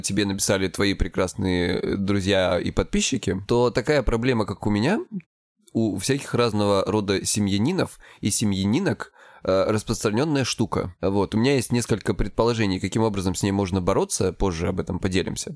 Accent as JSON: {"language": "Russian", "region": "Krasnodar Krai", "country": "Russia", "said": "я с Кубани"}